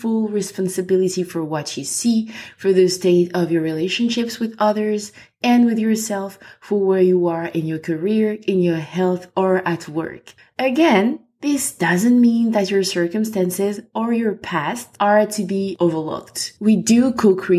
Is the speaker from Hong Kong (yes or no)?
no; Côte d’Ivoire; accent: French; English is a second language; also born or lived in France; now in Ireland; I am French, as you can or will probably hear from my accent, and I'm originally from Ivory Coast